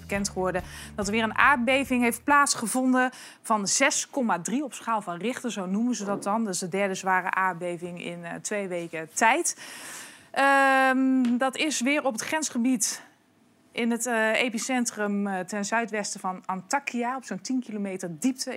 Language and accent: Dutch; Prinsenbeek, North Brabant, Netherlands; Ik kom uit het zuiden. Sterker nog, ik kom uit Prinsenbeek